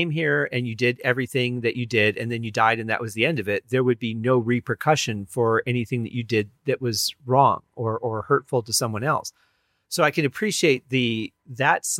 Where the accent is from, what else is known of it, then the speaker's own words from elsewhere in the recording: Michigan, United States; I grew up in Michigan, so we were not far from Ohio.